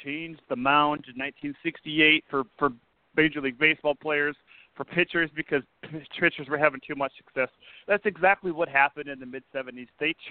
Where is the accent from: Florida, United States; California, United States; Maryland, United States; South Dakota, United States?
South Dakota, United States; Brandon; my hometown of Brandon, South Dakota